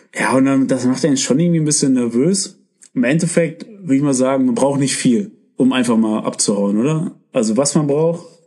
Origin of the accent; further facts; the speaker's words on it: Germany; wir kommen hier aus Deutschland